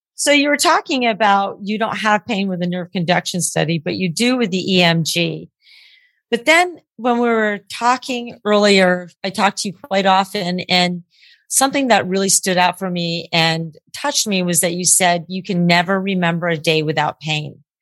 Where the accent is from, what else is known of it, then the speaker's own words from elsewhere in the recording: Vermont, United States; I'm from Vermont